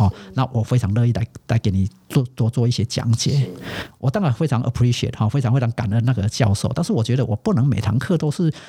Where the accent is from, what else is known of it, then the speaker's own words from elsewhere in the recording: Taiwan; 我说哦，我是台湾来的。